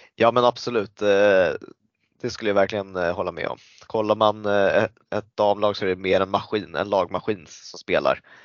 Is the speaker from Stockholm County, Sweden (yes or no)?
yes; Stockholm, Stockholm County, Sweden; also born or lived in Thailand (ancestry); född i Sverige